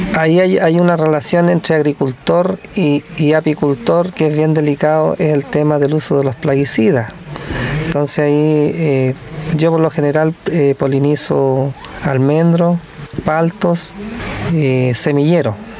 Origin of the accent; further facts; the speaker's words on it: Chañaral Alto, Coquimbo, Chile; soy de Chañaral Alto, una, localidad al interior de Ovalle.